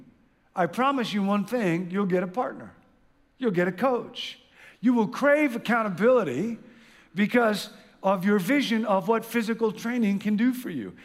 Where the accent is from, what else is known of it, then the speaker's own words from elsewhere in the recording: Midwest, United States; I grew up in the Midwest